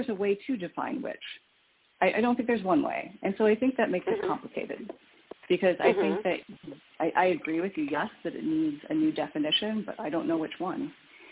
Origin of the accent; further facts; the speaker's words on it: Midwest, United States; I grew up in the Midwest